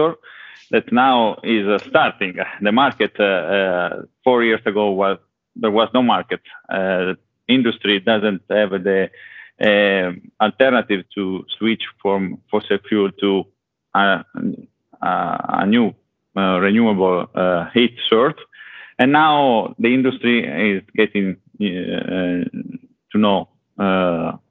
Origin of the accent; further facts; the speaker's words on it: Italy; accent: Italian; English is a second language; now in Sweden; I'm currently in Sweden, but as you can see, listen from my accent, I'm Italian